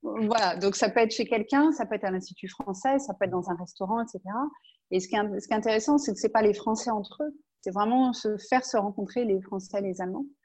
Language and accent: French; Angers, Pays de la Loire, France; moved away as an adult; now in Munich, Germany; je suis d'Angers. Je suis née à Angers